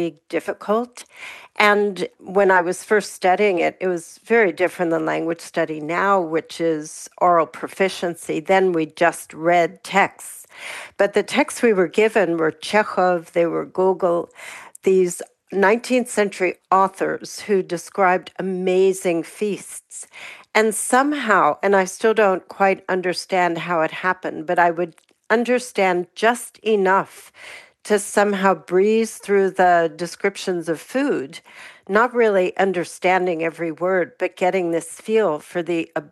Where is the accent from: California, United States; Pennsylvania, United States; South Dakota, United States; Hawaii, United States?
Pennsylvania, United States; Pittsburgh; I grew up in Pittsburgh